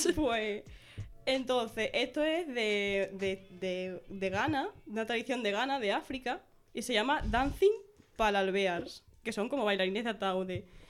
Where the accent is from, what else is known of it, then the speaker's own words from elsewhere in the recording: Badajoz, Extremadura, Spain; soy de aquí de Badajoz